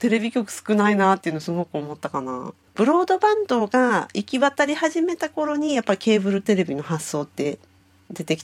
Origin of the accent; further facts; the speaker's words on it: Japan; 本当私日本から来たってあ本当に